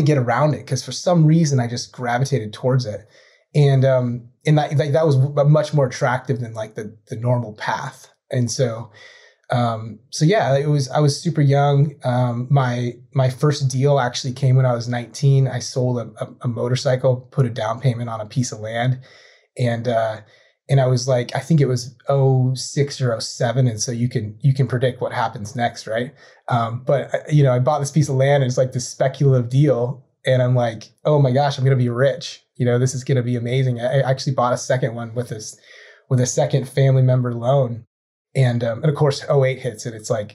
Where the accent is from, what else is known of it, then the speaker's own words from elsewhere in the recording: White Salmon, Washington, United States; moved away as an adult; I grew up in the Columbia Gorge. It's about an hour east of Portland, Oregon